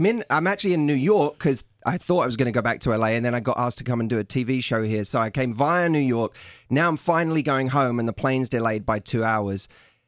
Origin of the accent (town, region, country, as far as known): United Kingdom; now in Los Angeles, United States